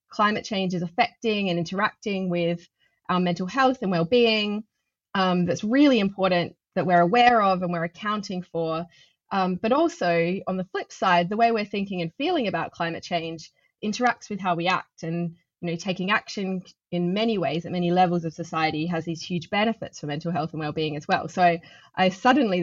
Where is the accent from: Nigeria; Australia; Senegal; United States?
Australia; Adelaide, South Australia; now in London, United Kingdom; growing up in Adelaide, surrounded by bushland in my family's house